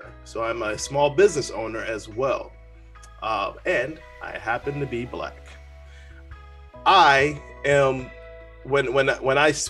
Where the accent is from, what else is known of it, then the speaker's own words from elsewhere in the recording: Chicago, Illinois, United States; moved away as an adult; also born or lived in Dallas, Texas / Colorado Springs, Colorado / Las Vegas, Nevada / Korea; Born and raised in Chicago, lost my parents at the age of 3